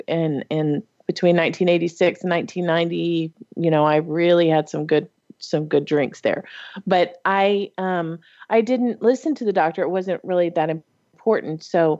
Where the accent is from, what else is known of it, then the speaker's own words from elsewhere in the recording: El Paso, Texas, United States; moved away as an adult; also born or lived in Cochabamba, Bolivia / Dallas, Texas / East Coast; I grew up in El Paso